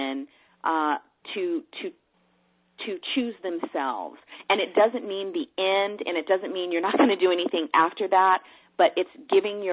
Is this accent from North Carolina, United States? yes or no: no; Los Angeles, California, United States; moved away; also born or lived in Dallas, Texas; I was raised in San Pedro, California, so it's on the coast